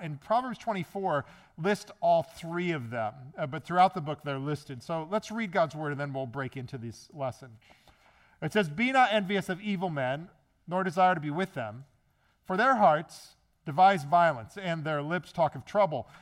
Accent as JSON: {"language": "English", "region": "Midwest", "country": "United States", "also_born_or_lived": "Maryland", "moved": "yes", "said": "I'm from the Midwest"}